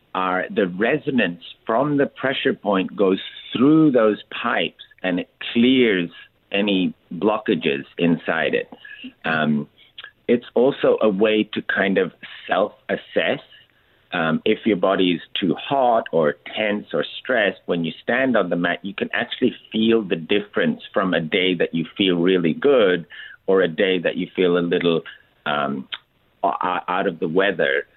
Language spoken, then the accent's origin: English; India; moved away; I grew up in India